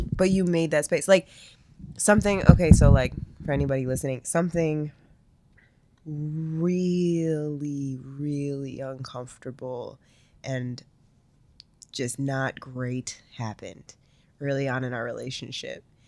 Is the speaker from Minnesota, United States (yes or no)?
yes; Minnesota, United States; we're from Minnesota